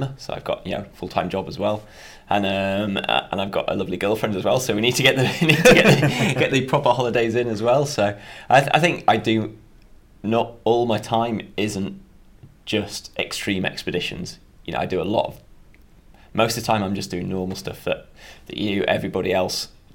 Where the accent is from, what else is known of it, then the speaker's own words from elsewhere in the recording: Darley, Yorkshire and the Humber, United Kingdom; I'm from Yorkshire, which is in North England. Just a really small village called Darley. Nearest town's a place called Harrogate